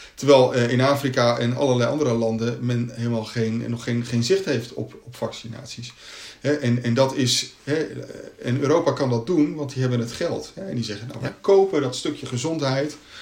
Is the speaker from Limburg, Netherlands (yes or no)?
no; Katwijk, South Holland, Netherlands; ik ben in Katwijk opgegroeid